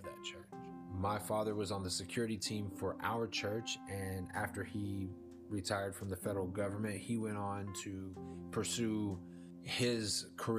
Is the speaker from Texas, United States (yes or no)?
yes; Dallas, Texas, United States; now in East Texas, United States; I am from the Dallas-Fort Worth metroplex of Texas. That's where I grew up